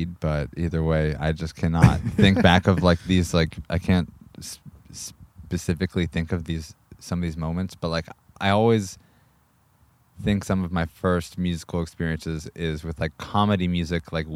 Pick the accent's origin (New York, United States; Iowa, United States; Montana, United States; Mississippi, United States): Montana, United States; also born or lived in Clackamas, Oregon / Gresham, Oregon; now in Portland, United States; when I grew up in Montana, I went up back up to Montana when I was like in third, fourth grade